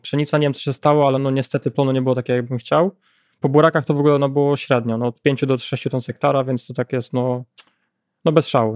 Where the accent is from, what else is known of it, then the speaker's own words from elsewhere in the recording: Janowiec Wielkopolski, Kuyavian-Pomeranian Voivodeship, Poland; Ja jestem z rejonu Kasku Pomorskiego, powiat Żnin, gmina Janowiec dokładniej